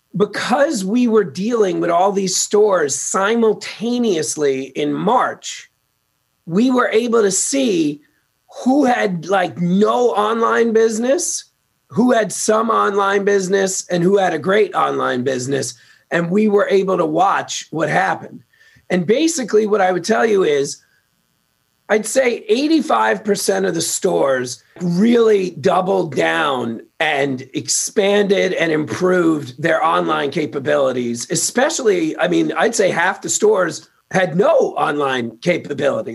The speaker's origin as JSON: {"language": "English", "town": "New York City", "region": "New York", "country": "United States", "moved": "as an adult", "lives_now": "Los Angeles, United States", "said": "I'm from Queens, New York. Uh, I got out to LA 22 years ago."}